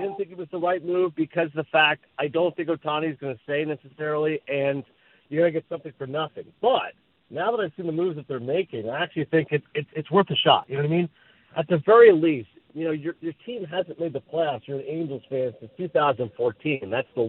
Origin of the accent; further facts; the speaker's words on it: Canada; moved away as an adult; now in United States; I'm Canadian, but I work in America